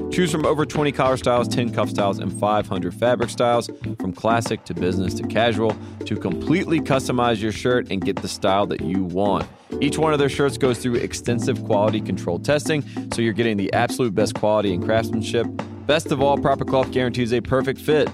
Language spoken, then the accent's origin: English; near Wake Forest, North Carolina, United States; my hometown is closer to Wake Forest, so I almost went to school in Wake Forest